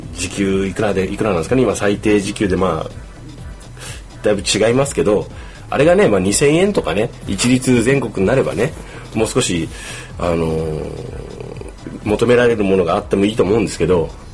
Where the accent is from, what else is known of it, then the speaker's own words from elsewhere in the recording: Kumamoto, Japan; moved away as an adult; 地元の熊本を離れてですね、もう一年